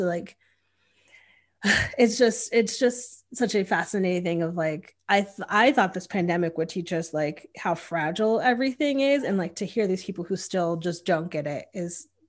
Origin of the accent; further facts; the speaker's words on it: Northeast, United States; now in Austin, United States; as a person who is Black, who moved here from a very diverse place. Like I'm from the Northeast, which is like this huge melting pot of people.